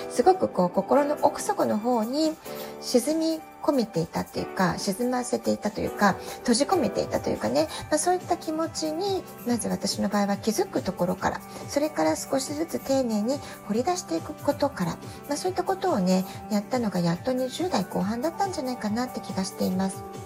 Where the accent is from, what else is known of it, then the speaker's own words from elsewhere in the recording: Japan; moved away as an adult; also born or lived in Tokyo, Japan; now in San Diego, United States; 私自身が18歳で実家を出て以来、え東京でずっと仕事をしてきましたそれから、えー、アメリカに渡って子供を産んで